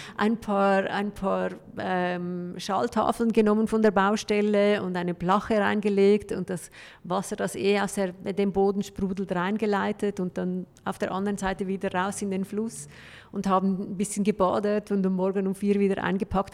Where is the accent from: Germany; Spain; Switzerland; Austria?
Switzerland; bei uns in der Schweiz